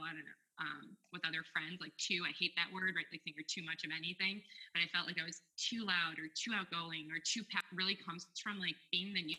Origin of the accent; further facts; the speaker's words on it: Milwaukee, Wisconsin, United States; moved away as an adult; also born or lived in Sarajevo, Bosnia / Istanbul, Turkey / New York; now in Seattle, United States; I came to Seattle by way of Wisconsin. That's where I went to undergrad and grad school and grew up